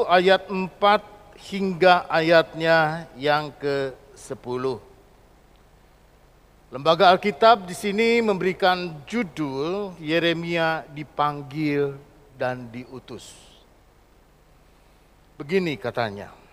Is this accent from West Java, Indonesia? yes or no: yes; Bandung, West Java, Indonesia; born there; jadi di Bandung saya lahir, jadi saya kenal tempe, kenal tahu sama oncom.